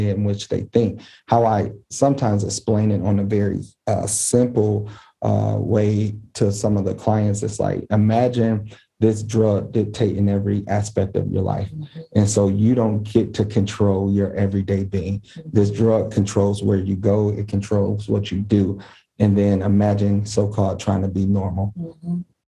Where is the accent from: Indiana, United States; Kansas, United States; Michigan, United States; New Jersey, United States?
Michigan, United States; Detroit; growing up in Detroit and then moving out the city, really crossing 8 Mile